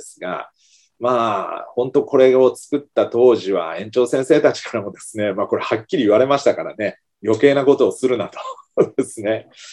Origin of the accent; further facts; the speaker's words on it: Kumamoto, Japan; now in Fukuoka, Japan; 私の生まれ育った実家がある熊本県